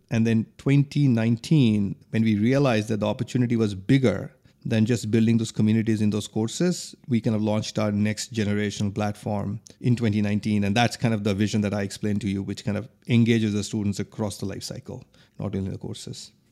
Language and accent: English; India; moved away as an adult; also born or lived in New York; now in Philadelphia, United States; I grew up in India